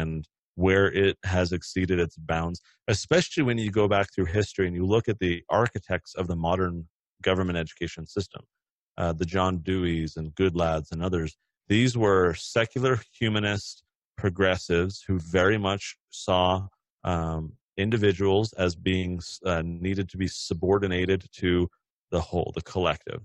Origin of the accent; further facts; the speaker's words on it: California, United States; now in Utah, United States; I'm from California originally